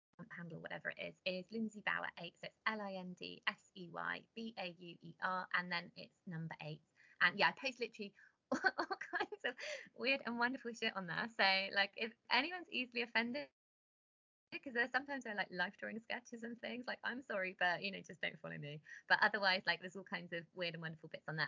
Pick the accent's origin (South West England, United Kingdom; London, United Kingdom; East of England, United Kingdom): South West England, United Kingdom; Cornwall; I grew up in Cornwall